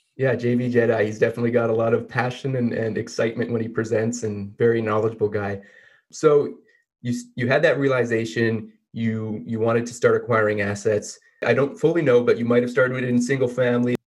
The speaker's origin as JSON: {"language": "English", "country": "Canada", "said": "I'm a Canadian myself"}